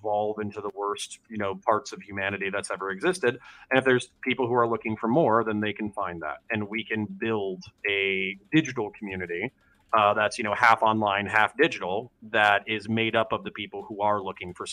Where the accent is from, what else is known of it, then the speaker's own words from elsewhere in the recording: United States; I'm raised American, relatively individualist